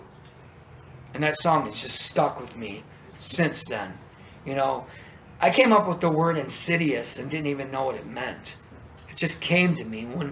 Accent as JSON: {"language": "English", "town": "Chesterton", "region": "Indiana", "country": "United States", "moved": "yes", "said": "I'm actually originally from Chesterton, Indiana"}